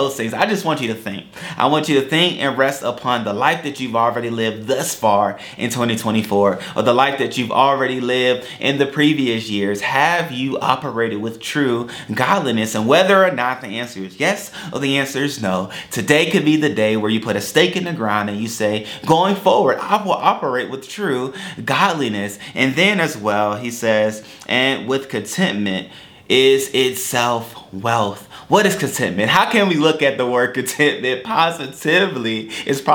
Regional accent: United States; as an American

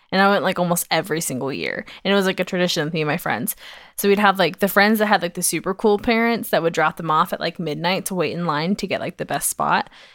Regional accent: Georgia, United States; now in Utah, United States; I grew up in Georgia

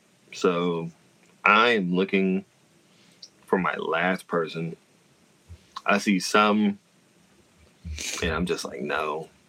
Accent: New York, United States; As a New Yorker.

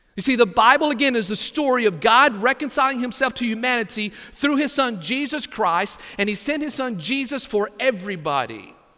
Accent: Texas, United States; now in Brunswick, United States; my home state of Texas

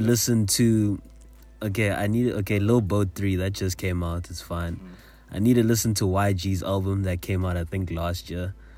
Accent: South Africa; a South African listener

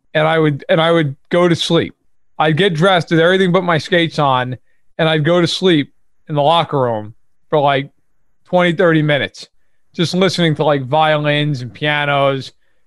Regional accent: New York, United States; An hour and a half outside New York City.

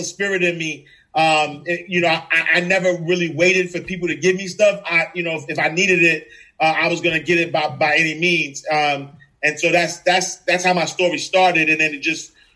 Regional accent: New York City, New York, United States; I'm originally from New York City, Harlem, NYC

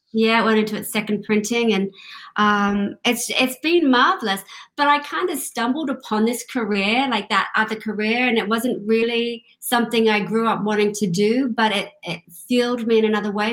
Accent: Sydney, New South Wales, Australia; moved away; also born or lived in London / Glasgow, Scotland; Originally, I'm from Australia grew up in uh, grew up in Australia, Sydney, Australia

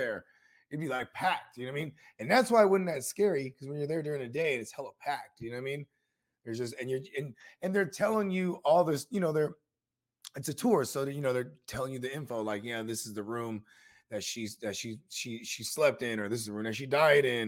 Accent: San Jose, California, United States; I'm from the East Side of San Jose

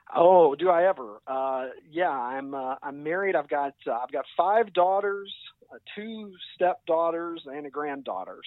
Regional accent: Kentucky, United States; accent: drawl; moved away as an adult; now in Chicago, United States; I was I was born and raised in Kentucky

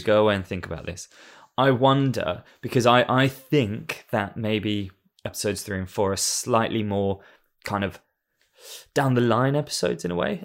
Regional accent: England, United Kingdom; moved away; being an Englishman that lives in another country

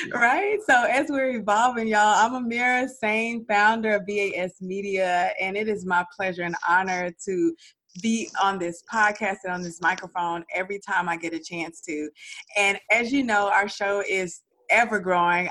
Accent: Dallas, Texas, United States; I'm from Dallas

